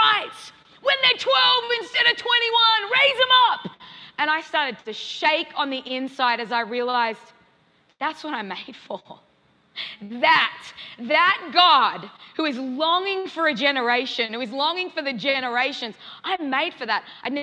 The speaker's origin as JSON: {"language": "English", "country": "Australia", "moved": "as an adult", "lives_now": "Kansas City, United States", "said": "I'm an Aussie to the core"}